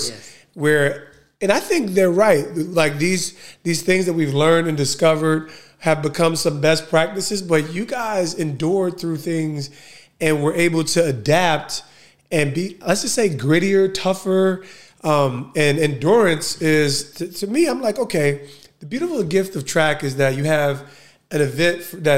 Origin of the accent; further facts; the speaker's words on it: Essex County, New Jersey, United States; as a kid growing up in Essex County